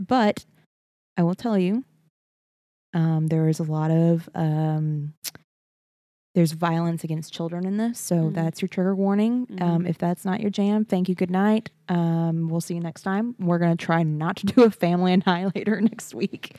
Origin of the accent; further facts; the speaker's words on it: Beaumont, Texas, United States; moved away; Every time I go home to Beaumont, I feel like my accent comes out a little bit more.